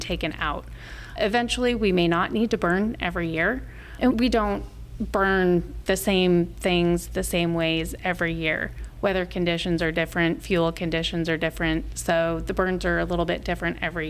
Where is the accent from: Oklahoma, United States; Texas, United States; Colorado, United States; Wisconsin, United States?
Colorado, United States; Front Range of; moved away as an adult; now in Omaha, United States; I grew up in the Front Range of Colorado